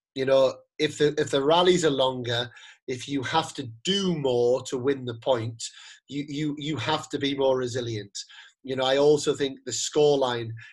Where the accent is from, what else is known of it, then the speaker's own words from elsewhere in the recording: United Kingdom; moved away as an adult; now in Spain; being a British person who has lived in Spain for ten years